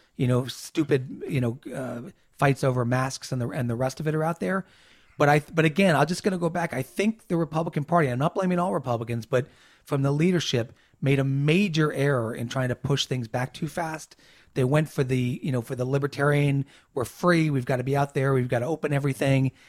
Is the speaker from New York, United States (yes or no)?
yes; New York, United States; I'm a New Yorker